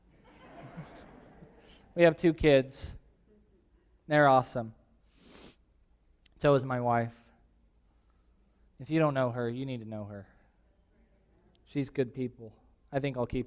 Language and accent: English; Tulare, California, United States; now in Visalia, United States; the house that I grew up in Tulare